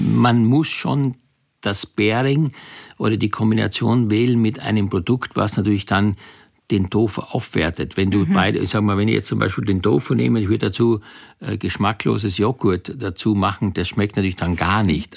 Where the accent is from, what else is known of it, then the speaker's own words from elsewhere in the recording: Styria, Austria; ich komme ja aus der Steiermark, bin auf dem Bauernhof groß geworden